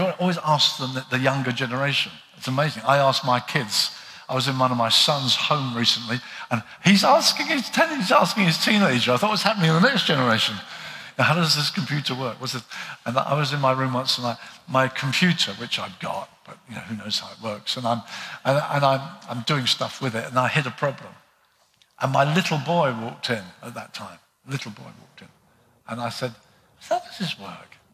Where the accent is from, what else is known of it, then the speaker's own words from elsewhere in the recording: United Kingdom; us as British people